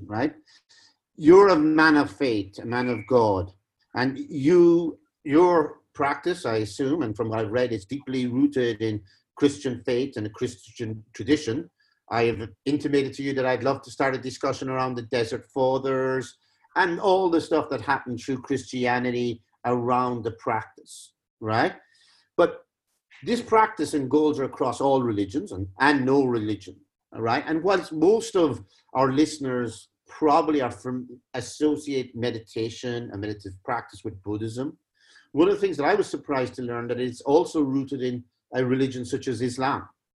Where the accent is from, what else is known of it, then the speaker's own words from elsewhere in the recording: Cork, Munster, Ireland; both of us being from Cork